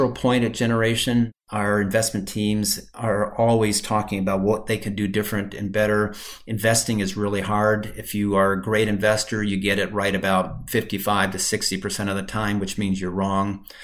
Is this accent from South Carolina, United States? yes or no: no; Michigan, United States; moved away; also born or lived in Brazil; I grew up in Michigan.